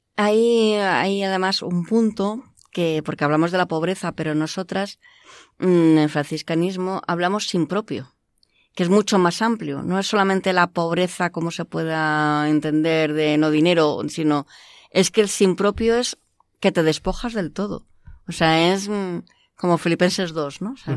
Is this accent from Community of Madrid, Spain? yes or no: yes; Madrid, Community of Madrid, Spain; also born or lived in Canada; now in Alcalá de Henares, Spain; nací en Canadá como hija de migrantes y a los tres años pues mm, volvimos a España. He vivido siempre en Madrid